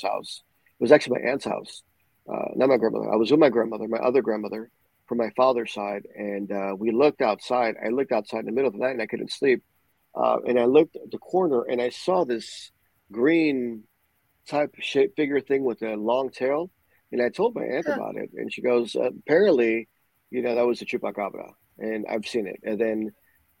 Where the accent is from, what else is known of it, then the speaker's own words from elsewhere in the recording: Puerto Rico; Growing up in Puerto Rico